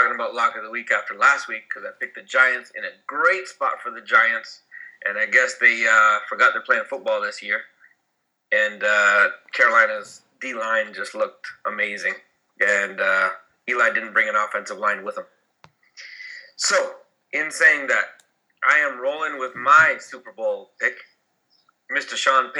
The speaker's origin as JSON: {"language": "English", "town": "Sarnia", "region": "Ontario", "country": "Canada", "tie": "born or raised there", "said": "originally he's from my hometown and a place where Dio spent a lot of time in Sarnia, Ontario."}